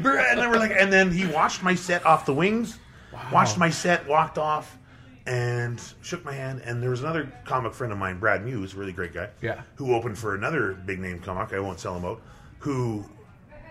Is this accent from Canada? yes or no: yes; Edmonton, Alberta, Canada; also born or lived in Banff / Spruce Grove / Red Deer; now in Calgary, Canada; I grew up in Edmonton.